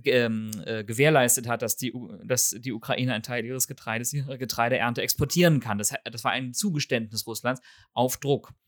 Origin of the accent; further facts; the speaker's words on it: Northern Germany, Germany; ich als Teenager mit meinem norddeutschen